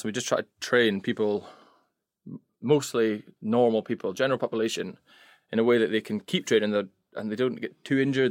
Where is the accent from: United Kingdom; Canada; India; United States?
United Kingdom; Scotland; moved away as an adult; now in England; I'm the Scot.